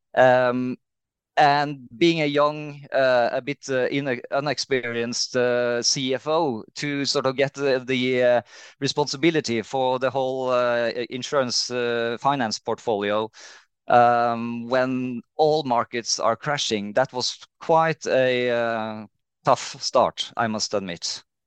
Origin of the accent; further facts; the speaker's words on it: Trondheim, Trøndelag, Norway; moved away as an adult; also born or lived in Bergen; I'm from Trondheim in, uh, in Norway.